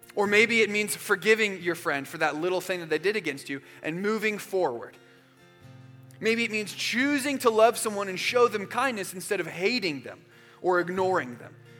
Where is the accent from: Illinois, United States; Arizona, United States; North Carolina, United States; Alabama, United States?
Arizona, United States; moved away as an adult; also born or lived in Georgia; when I was a freshman in college, I moved from Arizona to Georgia. And so I went from knowing a ton of people where I grew up in Arizona